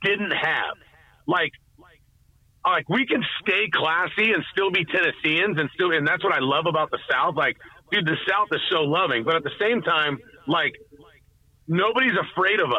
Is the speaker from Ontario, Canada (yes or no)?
no; Edmonton, Alberta, Canada; this is my home. This is my hometown. This is my team that I've loved since I was 7 years old and I was an Oilers fan